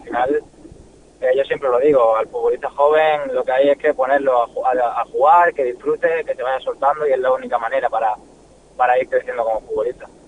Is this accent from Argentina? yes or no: no; Málaga, Andalusia, Spain; moved away; soy malagueño, soy malaguista